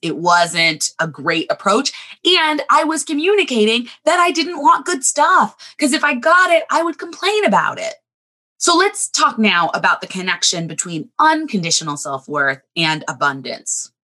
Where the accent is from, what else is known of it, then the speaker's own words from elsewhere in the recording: Southern California, United States; now in Chicago, United States; I grew up in Southern California